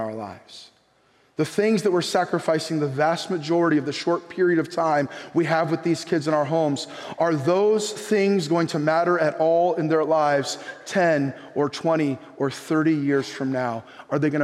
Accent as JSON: {"language": "English", "region": "California", "country": "United States", "also_born_or_lived": "Bay Area / Orange County", "said": "coming from California"}